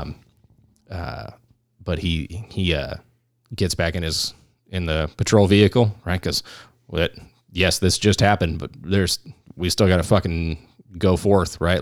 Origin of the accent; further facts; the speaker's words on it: California, United States; now in Arizona, United States; we're all from California